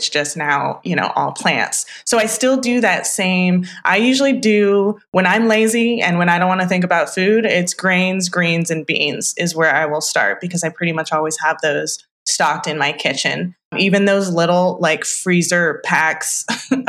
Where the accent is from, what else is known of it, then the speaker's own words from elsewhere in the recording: Northern California, United States; I grew up in Northern California